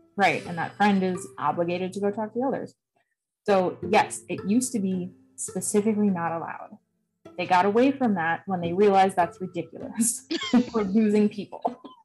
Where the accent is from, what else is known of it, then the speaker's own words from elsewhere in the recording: Wisconsin, United States; I'm from Wisconsin